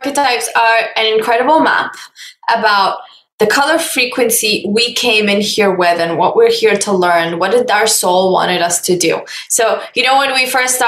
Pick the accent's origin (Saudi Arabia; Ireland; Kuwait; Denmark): Kuwait; moved away as an adult; also born or lived in Qatar / Tokyo, Japan; now in Barcelona, Spain; I was born in Kuwait. I'm Kuwaiti.